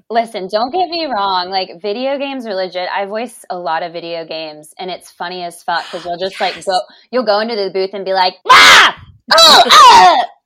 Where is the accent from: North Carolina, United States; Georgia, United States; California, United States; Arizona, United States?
North Carolina, United States; Charlotte; I'm from Charlotte, North Carolina